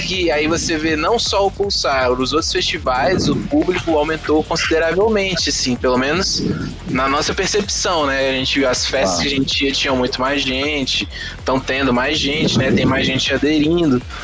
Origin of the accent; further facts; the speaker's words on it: Cerrado, Brazil; a gente cresceu no Cerrado